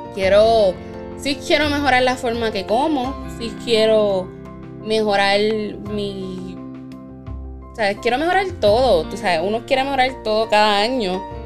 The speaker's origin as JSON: {"language": "Spanish", "country": "Puerto Rico", "said": "nuestra patria"}